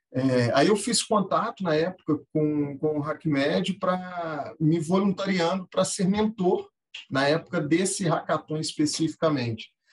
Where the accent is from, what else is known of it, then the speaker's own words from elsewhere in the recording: Minas Gerais, Brazil; also born or lived in Rio de Janeiro; Eu costumo falar que eu, eu sou carioca na certidão, mas mineiro de, de coração. É, cresci é, e me criei em Minas